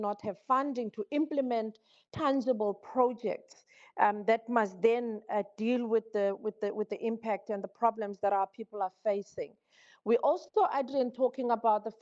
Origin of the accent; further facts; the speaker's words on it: South Africa; I'm from South Africa, I'm from Africa.